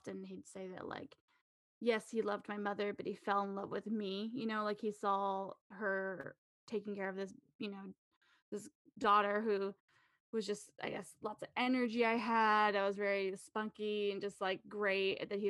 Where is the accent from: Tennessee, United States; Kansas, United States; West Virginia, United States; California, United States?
California, United States; Napa; moved away as an adult; Yeah, I was born and raised in Napa, California.